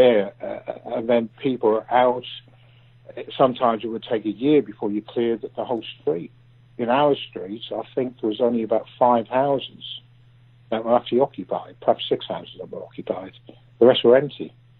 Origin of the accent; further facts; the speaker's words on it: Ireland; born there; I was born in Ireland.